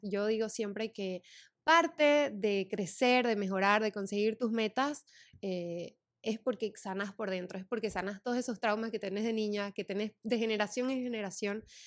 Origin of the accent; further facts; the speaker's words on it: Santa Cruz de la Sierra, Santa Cruz, Bolivia; moved away as an adult; now in United States; yo soy de Santa Cruz de la Sierra, Bolivia